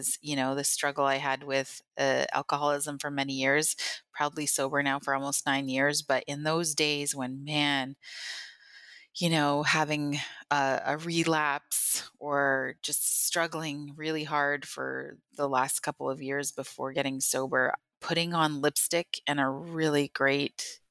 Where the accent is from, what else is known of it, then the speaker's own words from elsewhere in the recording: Thunder Bay, Ontario, Canada; also born or lived in Northwest Angle 33; now in St. Catharines, Canada; I was born in Thunder Bay, which is in northern Ontario